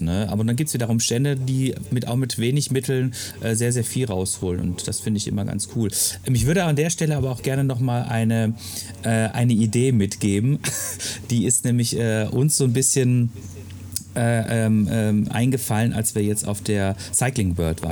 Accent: Freiburg, Baden-Württemberg, Germany; moved away; also born or lived in Ruhr area; ich komme aus Freiburg

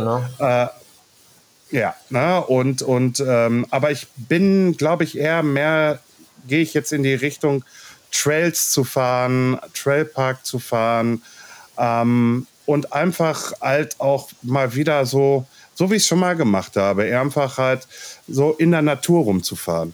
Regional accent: Ruhr area, North Rhine-Westphalia, Germany; accent: Ruhrpott; wenn ich zu viel Ruhrpott quatsche, dann quatsche ich halt Ruhrpott, weil ich bin aus dem Ruhrpott.

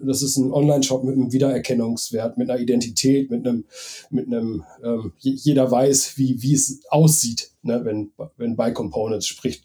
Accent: Bad Oeynhausen, North Rhine-Westphalia, Germany; ich wohne auch wieder in meiner, in meiner, in meinem, in dem Ort, wo ich aufgewachsen bin, ähm, in Bergkirchen, also bei Bad Oeynhausen

